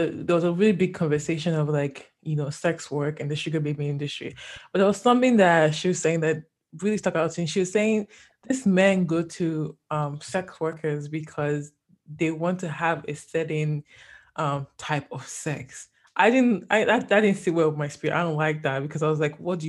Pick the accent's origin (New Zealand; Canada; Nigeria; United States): Nigeria; I'm Nigerian